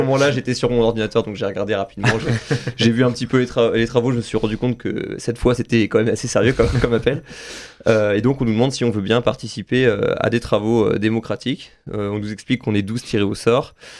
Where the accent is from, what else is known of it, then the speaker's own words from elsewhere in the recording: Saint-Nazaire, Pays de la Loire, France; je suis originaire de Saint-Nazaire